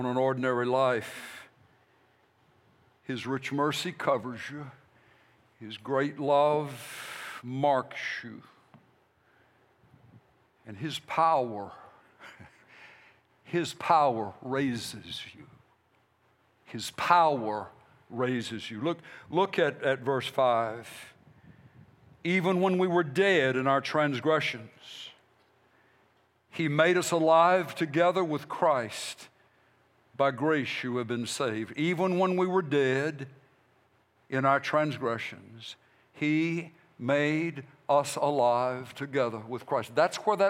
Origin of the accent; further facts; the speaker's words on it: United States; As the American church people and American pastors